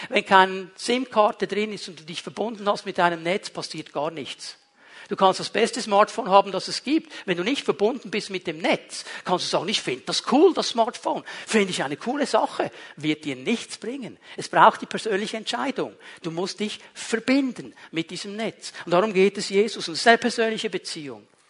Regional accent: Switzerland; ich bin in der Schweiz aufgewachsen

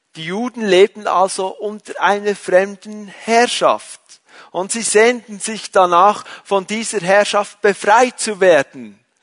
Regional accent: Switzerland; ich bin ein Schweizer

